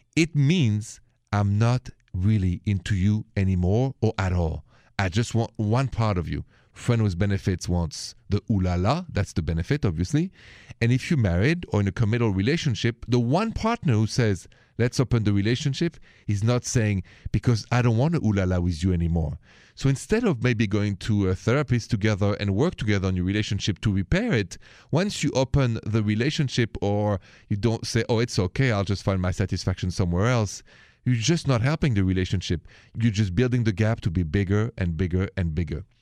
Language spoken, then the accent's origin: English; France; accent: French; English is a second language; my accent, if it's the first time you're joining the show, is French.